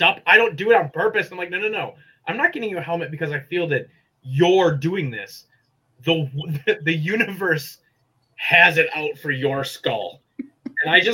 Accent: Wisconsin, United States; moved away as an adult; now in Illinois, United States; I lived my entire life in Wisconsin

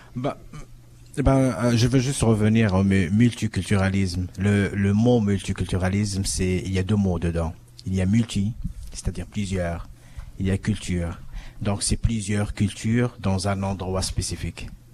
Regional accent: Morocco; moved away as an adult; now in Toronto, Canada; je suis du Maroc, de l'Afrique. je suis venu ici en 2000

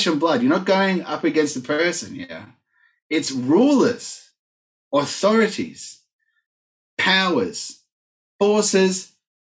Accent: Argentina; moved away; I grew up in Argentina, as you all know, and then went back to work there as an adult

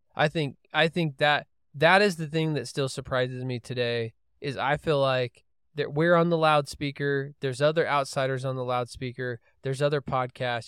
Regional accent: Holladay, Utah, United States; I grew up in Holiday, Utah

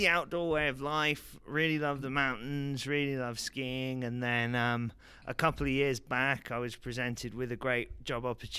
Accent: London, United Kingdom; moved away as an adult; now in United States; I was born in London, England.

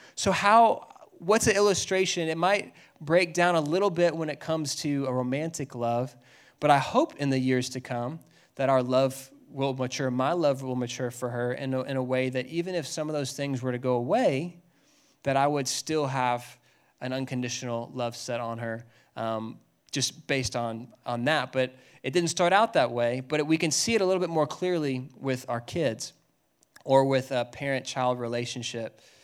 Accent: Dallas, Texas, United States; I grew up in Dallas.

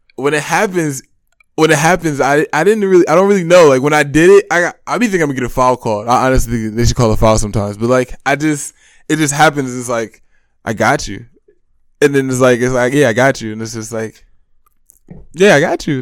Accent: Monroe, Michigan, United States; I'm from Monroe, Michigan.

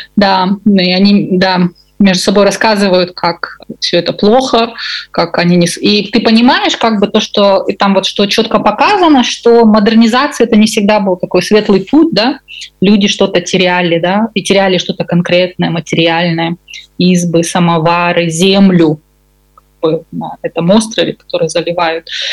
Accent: Kazakhstan; я выросла в Казахстане

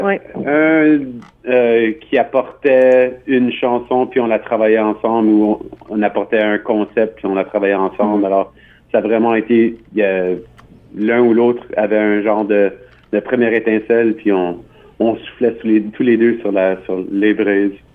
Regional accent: Winnipeg, Manitoba, Canada; je suis de Winnipeg

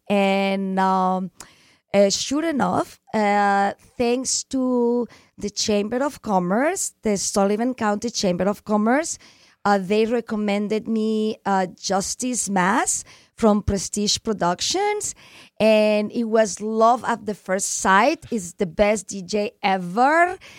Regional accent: Barcelona, Catalonia, Spain; English is a second language; now in United States; I'm from Barcelona, which is Catalonia

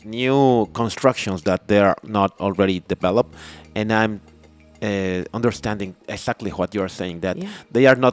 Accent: Mexico City, Mexico; English is a second language; now in Playa del Carmen, Mexico; I grew up in Mexico City

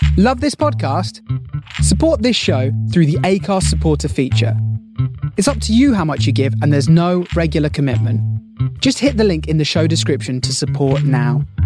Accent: South Holland, Illinois, United States; moved away as an adult; also born or lived in Washington, D.C.; now in Texas, United States; I'm from Chicagoland because I grew up in South Holland

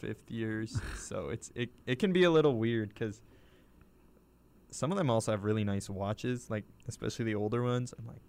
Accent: Osaka, Japan; accent: Osaka dialect (Japanese)

